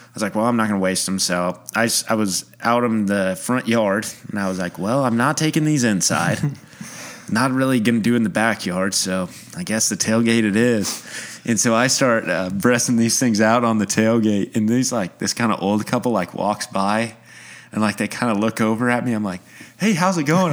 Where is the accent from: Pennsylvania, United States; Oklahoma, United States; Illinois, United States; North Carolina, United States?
Oklahoma, United States; Oklahoma City; moved away as an adult; now in Tulsa, United States; I grew up in Oklahoma City.